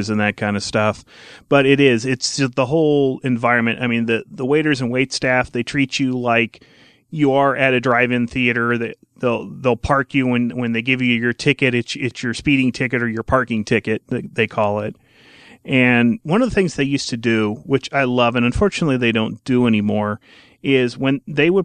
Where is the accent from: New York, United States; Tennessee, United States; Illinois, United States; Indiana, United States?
Indiana, United States; growing up in Indiana, watching WTTV Channel 4